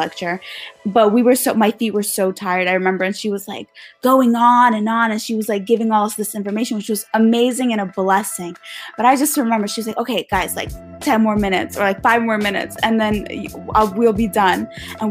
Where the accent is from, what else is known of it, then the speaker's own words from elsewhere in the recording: Russia; first language Russian; English is a second language; I spoke Russian first before I spoke English. Yeah, I'm a Russian.